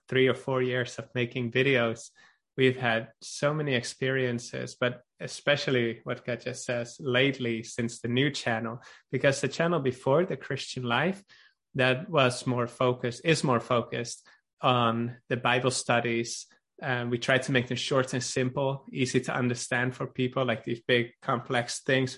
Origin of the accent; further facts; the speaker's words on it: Netherlands; now in Norway; I am from Holland